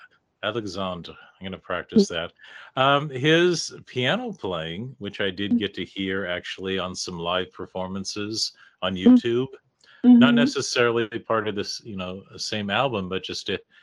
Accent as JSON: {"language": "English", "country": "United States", "said": "being an American"}